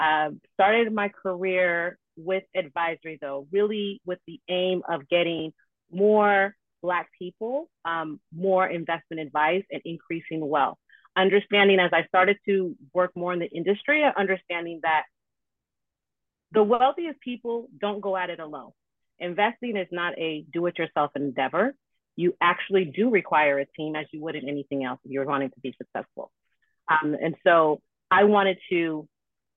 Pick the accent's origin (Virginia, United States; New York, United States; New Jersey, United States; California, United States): California, United States; Silicon Valley, Bay Area; I'm blessed to grow up in Silicon Valley in the Bay Area